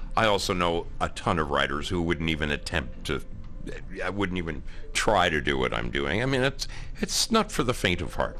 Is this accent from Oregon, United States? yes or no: yes; Oregon, United States; I was in North Carolina, and I'm from Oregon, where it rains, you know, 3 out of 7 days a week